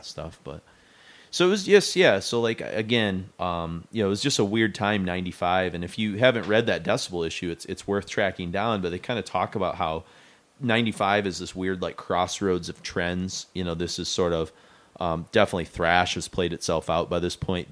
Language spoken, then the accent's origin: English; Mount Pleasant, Michigan, United States; we grew up in Mount Pleasant